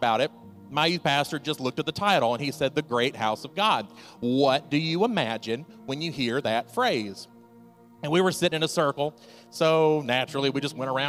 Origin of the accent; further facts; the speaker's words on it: Mississippi, United States; now in Delaware, United States; I'm not from Delaware originally. I'm from Mississippi. And my mom still lives in Mississippi